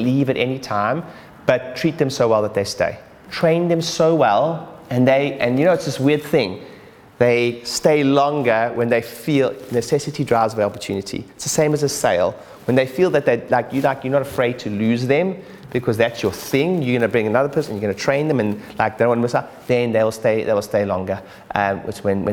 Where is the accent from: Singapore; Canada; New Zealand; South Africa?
South Africa; now in United Kingdom; I'm originally South African